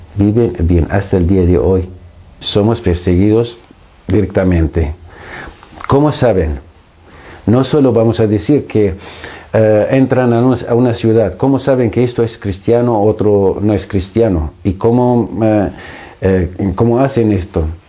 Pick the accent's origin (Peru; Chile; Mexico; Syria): Syria; Spanish is a second language; moved away as an adult; also born or lived in Greece / Argentina; now in Madrid, Spain; nacido en Siria, estudiando en Siria, estudié en Siria